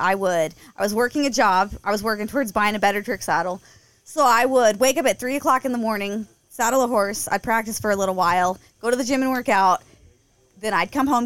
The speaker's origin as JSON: {"language": "English", "town": "Kansas City", "region": "Missouri", "country": "United States", "tie": "born or raised there", "also_born_or_lived": "Ozarks, Missouri", "said": "I grew up around Kansas City, and then when I was 15, we moved down to the Ozarks"}